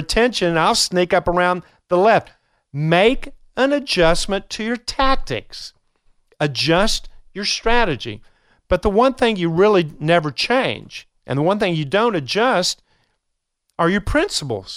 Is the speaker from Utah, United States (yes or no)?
no; Kentucky, United States; I'm from Kentucky